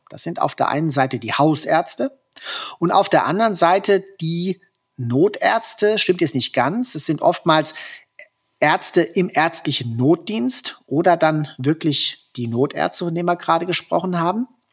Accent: Hesse, Germany; In Hessen, wo ich herkomme und wo ich praktiziere

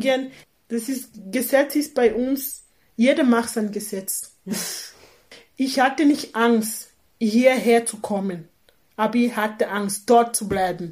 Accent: Cameroon; German is a second language; moved away as an adult; now in Austria; Kamerun ist meine Heimat

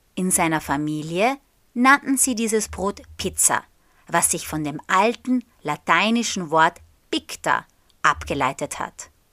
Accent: Austria; der österreichischen Flagge, also der meiner Heimat

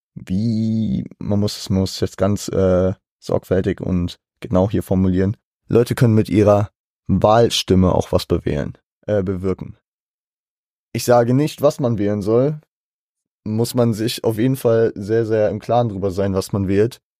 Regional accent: Germany; als Deutscher

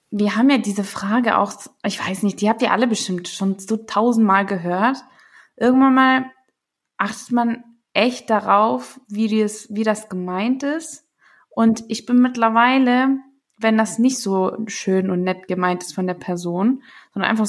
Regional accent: Stuttgart, Baden-Württemberg, Germany; Wenn ich gesagt habe, hey, ich komme aus Stuttgart

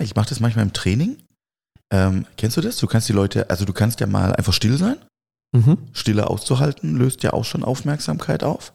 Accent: Swabia and Baden, Baden-Württemberg, Germany; Wir kommen ja hier aus dem Schwaben, Schwaben und Badenserland

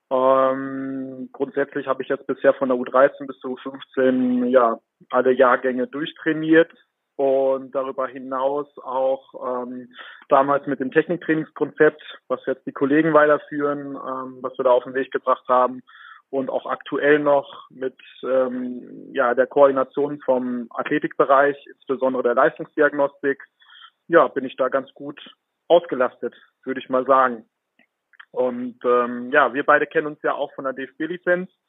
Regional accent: Bielefeld, North Rhine-Westphalia, Germany; Spielefelder durch und durch bin

